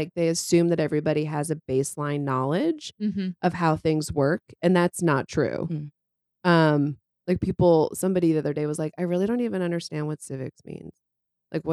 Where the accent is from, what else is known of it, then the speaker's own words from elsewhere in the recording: Ohio, United States; my home state of Ohio